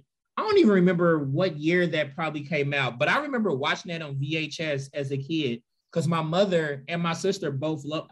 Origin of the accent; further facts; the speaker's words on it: Louisville, Kentucky, United States; I grew up in Louisville, Kentucky.